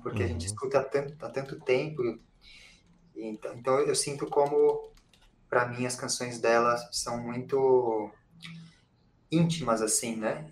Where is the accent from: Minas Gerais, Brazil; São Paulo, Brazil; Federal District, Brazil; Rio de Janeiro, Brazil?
São Paulo, Brazil; eu sou compositor, cantor é, e, daqui de São Paulo